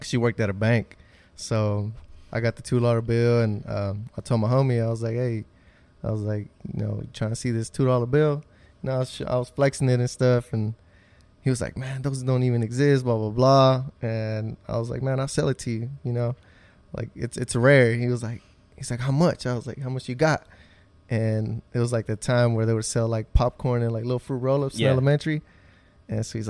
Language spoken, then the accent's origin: English; Oklahoma City, Oklahoma, United States; also born or lived in Texas; basically raised in OKC